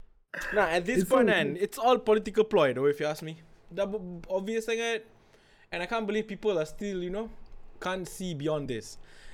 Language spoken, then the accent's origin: English; Sarawak, Malaysia; I grew up in Sarawak, dude.